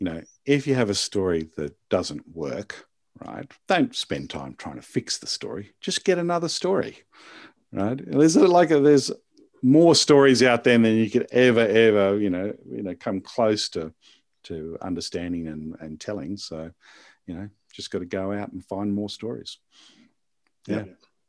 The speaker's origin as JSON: {"language": "English", "country": "Australia"}